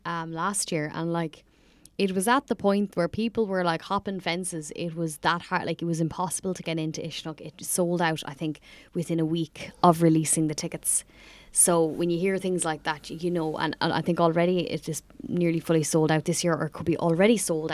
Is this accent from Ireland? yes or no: yes; Ireland